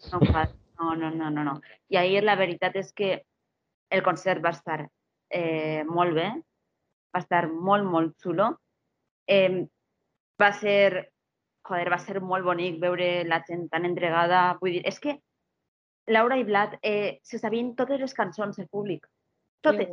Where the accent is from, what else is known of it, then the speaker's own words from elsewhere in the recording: Castellón de la Plana, Valencian Community, Spain; jo soc filla de Castelló